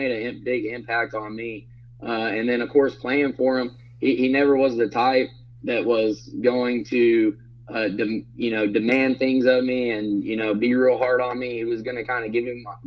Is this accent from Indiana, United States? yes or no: no; Brownwood, Texas, United States; born or raised there